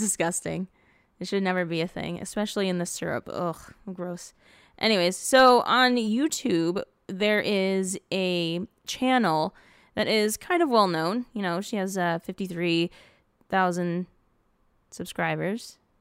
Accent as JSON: {"language": "English", "town": "Dearborn", "region": "Michigan", "country": "United States", "tie": "born or raised there", "moved": "yes", "said": "I grew up on Williamson Street in Dearborn."}